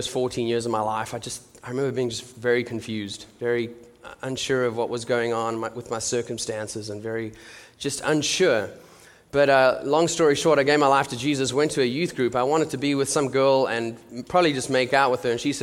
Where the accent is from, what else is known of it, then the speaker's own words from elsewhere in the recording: South Africa; moved away as an adult; now in Nashville, United States; I am from South Africa